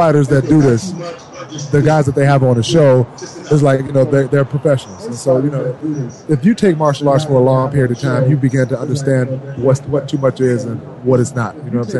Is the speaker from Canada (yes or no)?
no; Detroit, Michigan, United States; and I'm from Detroit. And, you know, that's how I was raised